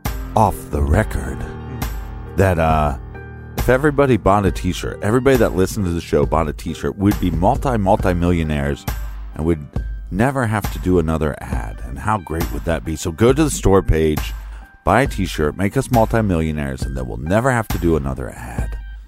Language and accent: English; Chicago, Illinois, United States; It's good to be seen, and it's good to see you. I'm from Chicago.